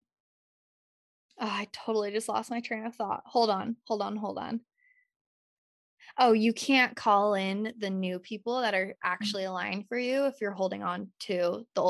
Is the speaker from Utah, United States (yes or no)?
yes; Utah, United States; moved away as an adult; now in California, United States; while still being in Utah in my hometown